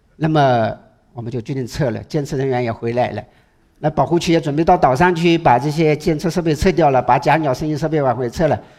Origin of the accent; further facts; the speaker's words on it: Hangzhou, Zhejiang, China; 我们杭州人